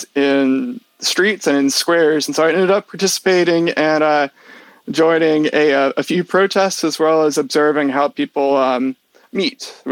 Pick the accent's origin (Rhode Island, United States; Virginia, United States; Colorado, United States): Virginia, United States; Richmond; moved away as an adult; also born or lived in Durham, United Kingdom; I'm originally from the Richmond, Virginia area